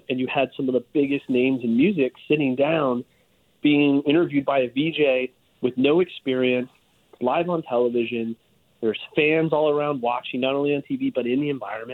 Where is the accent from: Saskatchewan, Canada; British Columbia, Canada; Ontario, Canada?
Ontario, Canada; Hamilton; I grew up in Hamilton, a slightly larger city than you did